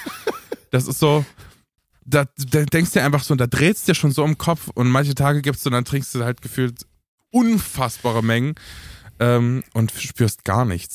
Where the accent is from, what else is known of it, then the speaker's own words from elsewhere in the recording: Romania; bei uns, bei uns in Rumänien